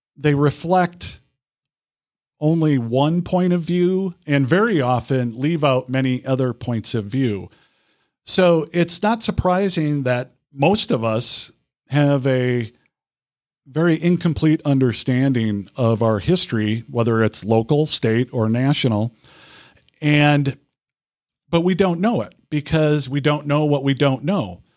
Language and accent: English; Winona, Minnesota, United States; moved away as an adult; also born or lived in Hartford, Connecticut / Lynchburg, Virginia; now in Rochester, United States; growing up in Winona, Minnesota